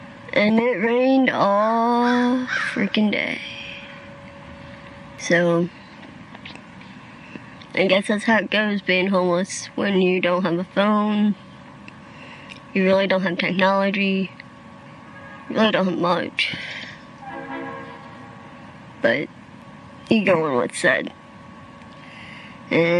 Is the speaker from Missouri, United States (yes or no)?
yes; Springfield, Missouri, United States; now in New Orleans, United States; I am from Springfield, Missouri